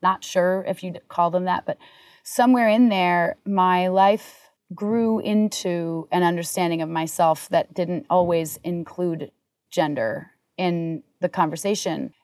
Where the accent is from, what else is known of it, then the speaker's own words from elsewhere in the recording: Vermont, United States; moved away; also born or lived in Hollywood; Growing up in Vermont